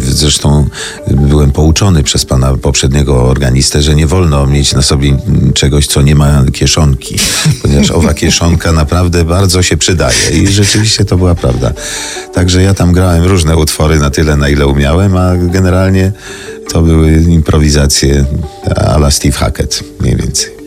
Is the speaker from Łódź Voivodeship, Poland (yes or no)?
yes; Brzeziny, Łódź Voivodeship, Poland; moved away; w moim rodzinnym miasteczku w Brzezinach szkołę muzyczną